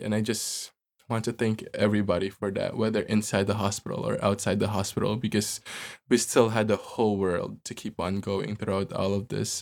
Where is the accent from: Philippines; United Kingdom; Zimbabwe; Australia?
Philippines; moved away; also born or lived in New York City; people that I grew up with in the Philippines